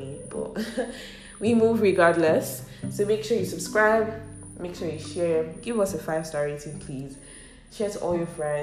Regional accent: Ibadan, Oyo, Nigeria; I am from Oyo State, Ibadan to be precise. I'm Yoruba

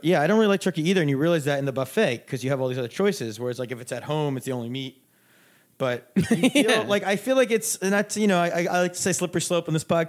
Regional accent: United States

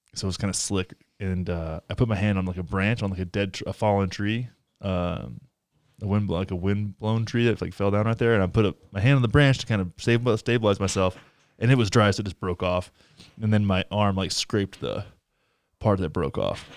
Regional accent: Texas, United States; moved away; I grew up in, I grew up in Texas

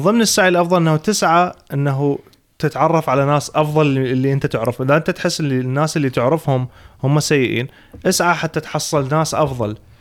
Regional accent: Iraq; moved away as an adult; now in Sweden; اول ما انتقلت من العراق للسويد

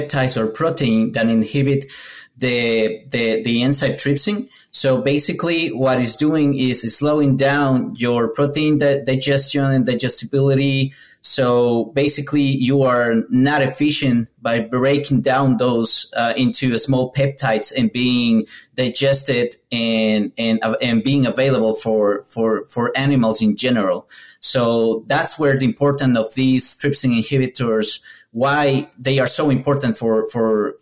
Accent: Ecuador; moved away as an adult; now in United States; I'm Ecuadorian. I'm from Ecuador.

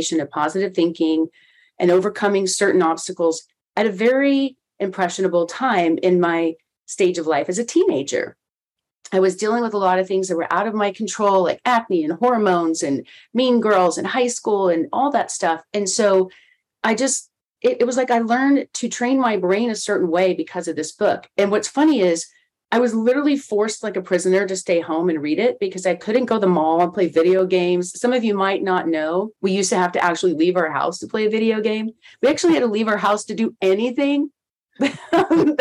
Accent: Texas, United States; at a radio station in my hometown in Texas where I grew up

